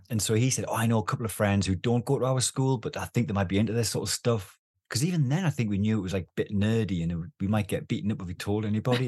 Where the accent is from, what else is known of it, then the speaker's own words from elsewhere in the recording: the Northeast, North East England, United Kingdom; I, I, was a kid in the Northeast. I grew up in the Northeast